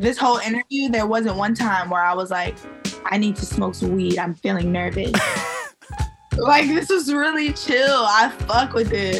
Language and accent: English; Maryland, United States; also born or lived in Baltimore, Maryland; I'm from Maryland